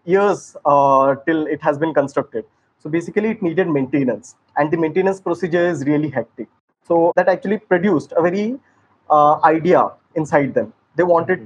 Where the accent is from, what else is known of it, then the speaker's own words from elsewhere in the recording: Sambalpur, Odisha, India; I hail from Odisha, Sambalpur